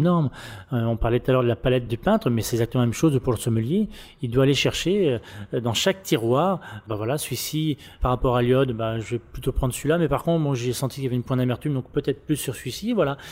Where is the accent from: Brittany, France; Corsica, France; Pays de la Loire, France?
Pays de la Loire, France; Le Mans; moved away as an adult; now in Reims, France; je suis de la Sarthe, hein, du Mans